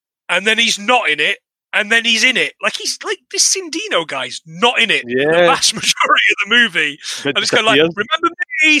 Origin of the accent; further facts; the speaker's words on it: England, United Kingdom; moved away as an adult; also born or lived in Scotland; living in Scotland for 10 years that they didn't teach us at school growing up in England